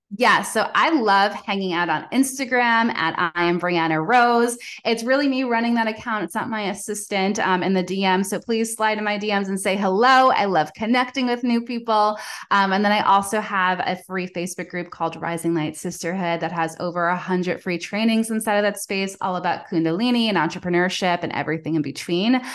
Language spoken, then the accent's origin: English; Long Island, New York, United States; I'm originally from New York. So I have that like hustle culture ingrained in me